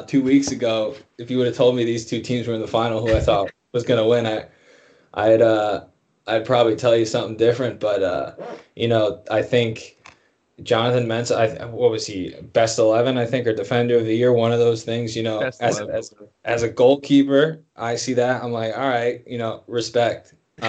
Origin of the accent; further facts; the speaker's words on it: New Jersey, United States; like you said, I'm from Jersey, so I have a bit of a personality as well.